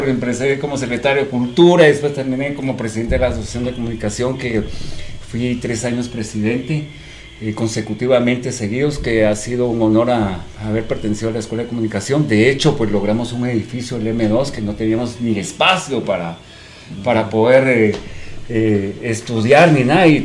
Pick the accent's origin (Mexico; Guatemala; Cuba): Guatemala; Hablamos como chapines, coloquialmente.